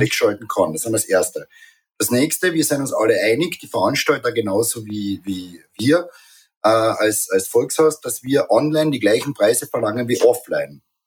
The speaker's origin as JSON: {"language": "German", "region": "Carinthia", "country": "Austria", "said": "bei uns in Kärnten"}